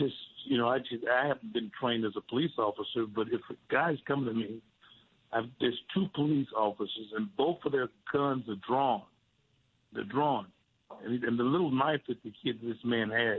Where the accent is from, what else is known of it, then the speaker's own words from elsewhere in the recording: Memphis, Tennessee, United States; I was born in Memphis, Tennessee